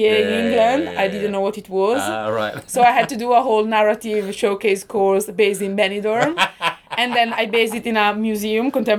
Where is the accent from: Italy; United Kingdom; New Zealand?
Italy; northern Italy; English is a second language; moved away; I'm Italian because I'm Italian. I'm from Northern Italy